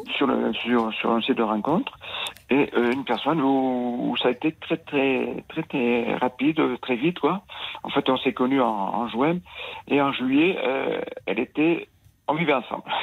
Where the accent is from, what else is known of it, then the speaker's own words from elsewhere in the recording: Nouvelle-Aquitaine, France; Je suis de l'Aquitaine.